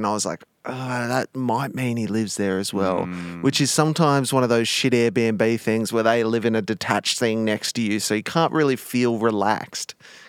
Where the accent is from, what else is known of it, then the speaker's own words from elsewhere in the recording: Wollongong, New South Wales, Australia; now in Sydney, Australia; We did the old Sydney, Wollongong originally.